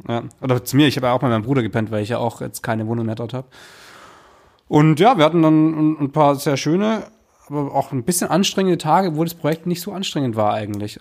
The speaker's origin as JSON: {"language": "German", "town": "Stuttgart", "region": "Baden-Württemberg", "country": "Germany", "tie": "born or raised there", "moved": "yes", "said": "in meine Heimatstadt gekommen"}